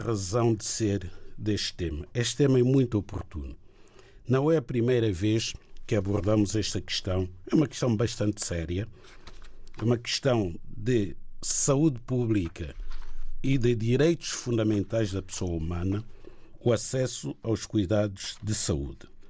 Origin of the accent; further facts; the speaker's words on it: Chopi, Inhambane Province, Mozambique; moved away; tenho muito orgulho em ser shop